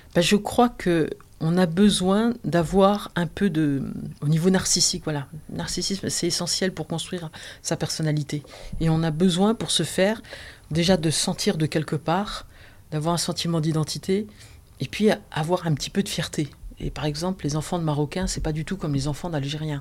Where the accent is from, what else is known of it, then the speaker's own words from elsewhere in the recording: eastern France, France; dans l'est de la France, là d'où je viens